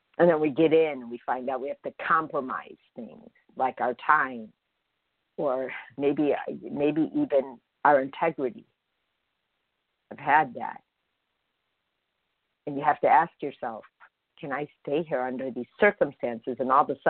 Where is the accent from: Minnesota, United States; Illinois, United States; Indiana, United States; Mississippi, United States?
Illinois, United States; Chicago; I grew up in Chicago on a block, never moved.